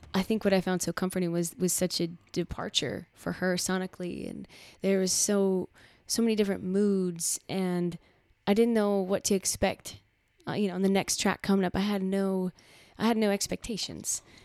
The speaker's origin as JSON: {"language": "English", "region": "Midwest", "country": "United States", "said": "I come from the Midwest"}